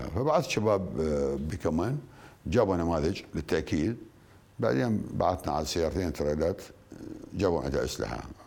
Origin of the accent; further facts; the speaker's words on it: Al Anbar, Iraq; احنا عندنا بالعراق